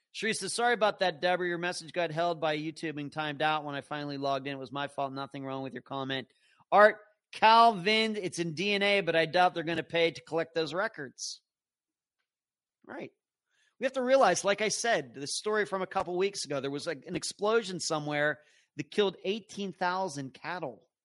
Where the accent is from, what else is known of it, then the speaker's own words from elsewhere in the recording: Pennsylvania, United States; growing up in Pennsylvania, our backyard butted up against the cow pasture